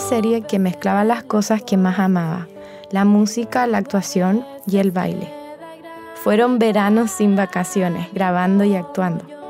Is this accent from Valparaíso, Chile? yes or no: no; Santiago, Santiago Metropolitan Region, Chile; Nací en Santiago y crecí rodeada de inspiración femenina.